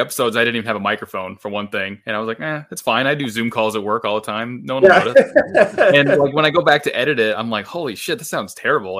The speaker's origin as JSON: {"language": "English", "region": "Midwest of the US", "country": "United States", "said": "I come from the Midwest of the US."}